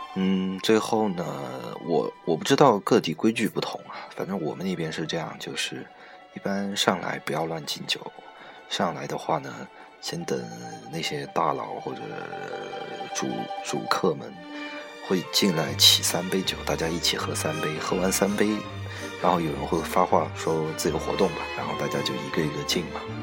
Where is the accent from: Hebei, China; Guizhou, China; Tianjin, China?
Guizhou, China; moved away as an adult; also born or lived in Shanghai; now in Ningbo, China; 我出生在贵州嘛，以前，在以前待的单位也是在家乡那边的公，公司